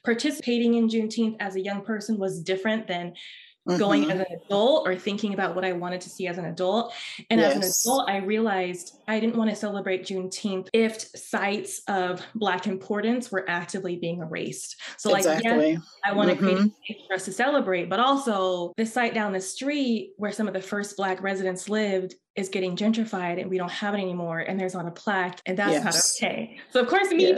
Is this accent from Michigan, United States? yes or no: no; Oakland, California, United States; now in Santa Barbara, United States; I'm originally from Oakland